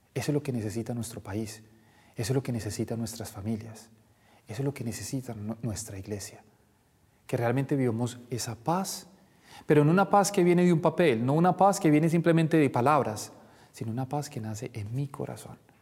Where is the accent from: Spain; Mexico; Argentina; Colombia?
Colombia; Nosotros como colombianos no hablamos mucho de la paz, porque siempre hemos vivido como en guerra